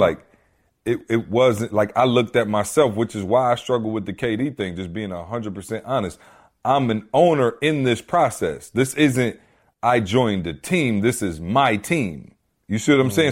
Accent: Lansing, Michigan, United States; moved away; I come back to Lansing, where it's my hometown, where I grew up, went to school, everything

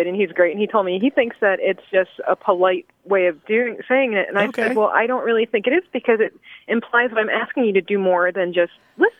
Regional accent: Delaware, United States; also born or lived in Ohio; now in Dallas, United States; I am actually originally from the state of Delaware

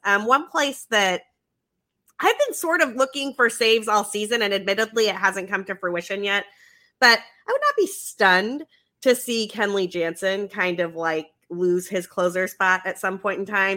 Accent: Utah, United States; moved away; I'm from Utah originally

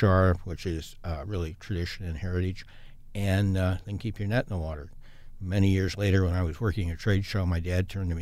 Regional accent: Portland, Oregon, United States; also born or lived in Corbett, Oregon / Chicago; I was born in Portland and lived in the Foster area for a few years. Lived in Corbett for a couple of years with my grandparents, and then lived at 54th and Alameda through grade school and high school

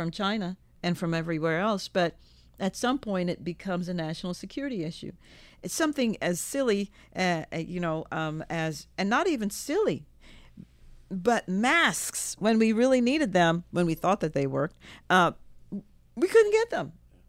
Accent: Jamaica; don't get me started on that because, you know, I'm from Jamaica.

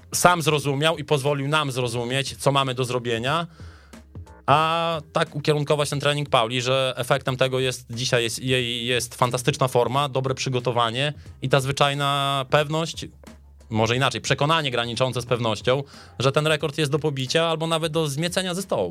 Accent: Podlaskie Voivodeship, Poland; u nas na Podlasiu

